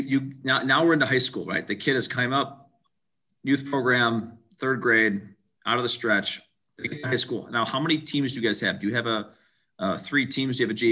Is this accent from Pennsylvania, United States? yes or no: no; Webster, Wisconsin, United States; So obviously growing up in Webster, going to Oshkosh, like, how do you best maximize the indoor space?